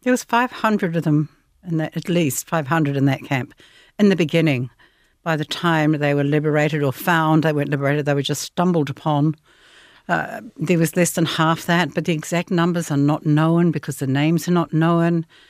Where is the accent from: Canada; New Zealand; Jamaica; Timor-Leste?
New Zealand; growing up in New Zealand